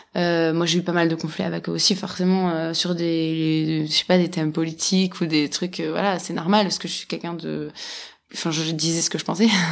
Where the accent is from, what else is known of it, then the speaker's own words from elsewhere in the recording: Switzerland; moi, j'ai grandi en Suisse